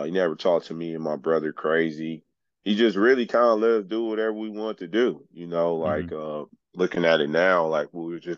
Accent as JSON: {"language": "English", "town": "Los Angeles", "region": "California", "country": "United States", "tie": "born or raised there", "said": "I grew up in South Central Los Angeles, which they call South LA now."}